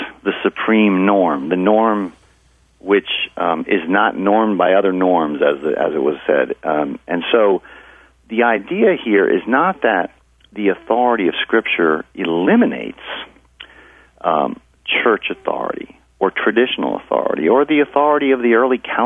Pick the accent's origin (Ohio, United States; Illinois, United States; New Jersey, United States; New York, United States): New York, United States; Hudson Valley; I'm from the Hudson Valley area